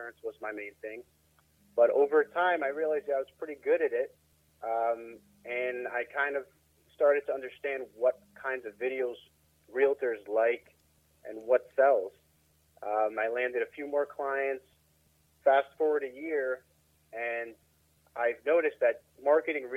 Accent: Baltimore, Maryland, United States; I'm in the city, but, you know, my family moved around a bit, but we've always been in Maryland. So this is where I grew up. This is my city

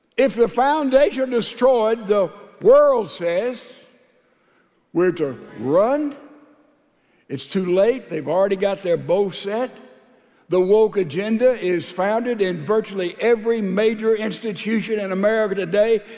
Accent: Laurel, Mississippi, United States; there's one in my hometown, Laurel, Mississippi

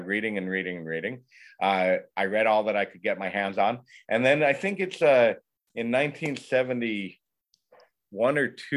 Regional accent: Windsor, Ontario, Canada; first language English; I was born and raised in Windsor, Ontario, which is, you know, across the river from Detroit

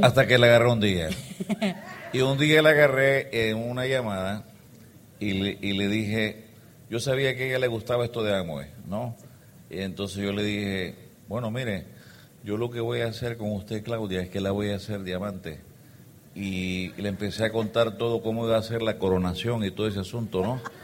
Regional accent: El Salvador; moved away as an adult; also born or lived in Geneva; somos salvadoreños, venimos de un país muy pequeño, un poquito más grande que ustedes, tenemos 6 millones de personas y tenemos 20 mil kilómetros cuadrados. Y ahí nacimos. Ahí nací yo

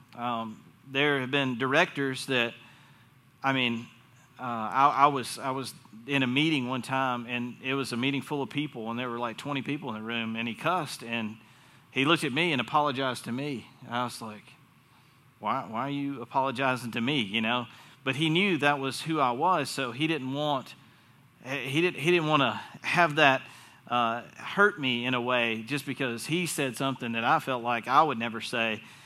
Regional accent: North Carolina, United States; accent: Southern; I was born in North Carolina

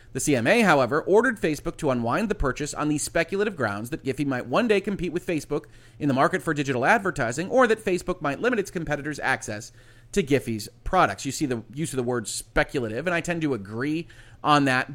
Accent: United States; I'm an American citizen. I'm an American lawyer

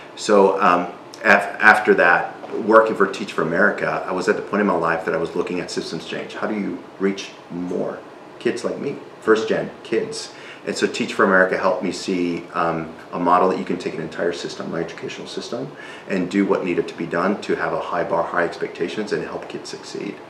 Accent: South Texas / Reynosa, United States; first language Spanish; English is a second language; moved away as an adult; also born or lived in McAllen, Texas; now in Milwaukee, United States; I was born in in McAllen, Texas, mm-hmm. but we lived in Reynosa

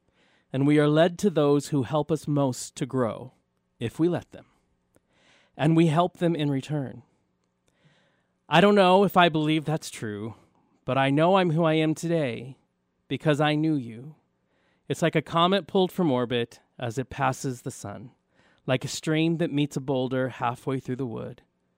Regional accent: Tulsa, Oklahoma, United States; I came here from Tulsa, Oklahoma

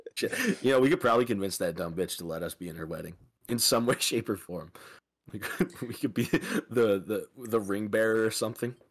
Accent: Midwest, United States; I'm from the Midwest

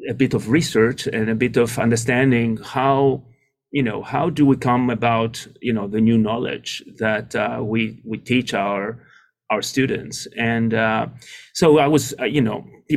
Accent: just outside of Athens, Attica, Greece; moved away as an adult; now in United States; I grew up in Greece, just outside of Athens

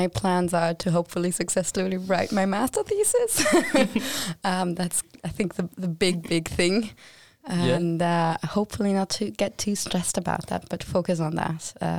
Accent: Germany; moved away as an adult; now in Sweden; I'm a second year student of the International and European Relations Master Program here at LIU. And I'm originally from Germany

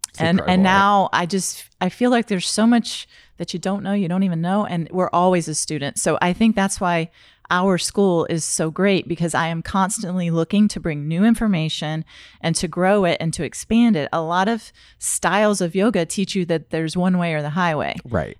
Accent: North Carolina, United States; accent: southern; moved away as an adult; now in Florida, United States; i am from north carolina and I lived there my entire life until I came to Florida

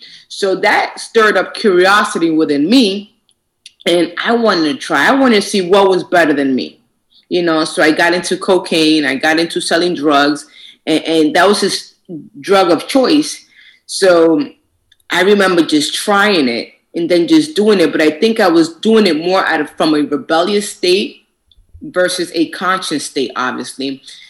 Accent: New York City, New York, United States; moved away; also born or lived in Boston; And I'm originally from New York, Manhattan, New York. And my mom moved me and my sister to Boston, outside of Boston.

